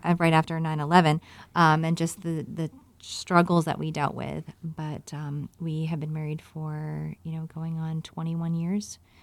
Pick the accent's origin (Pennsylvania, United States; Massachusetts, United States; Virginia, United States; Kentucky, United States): Virginia, United States; growing up in Virginia